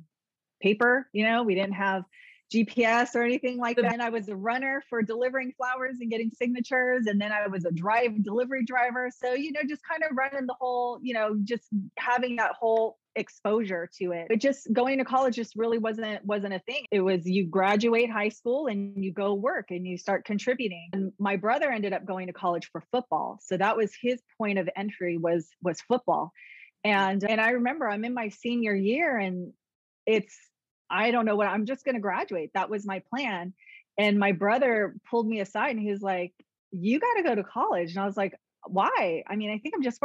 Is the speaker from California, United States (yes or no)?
yes; San Leandro, California, United States; I grew up in the Bay Area, San Leandro area, and played soccer